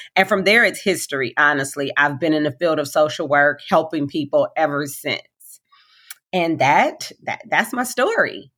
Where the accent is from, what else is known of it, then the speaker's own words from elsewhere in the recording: Compton, California, United States; I'm a African-American little girl, born and raised in Compton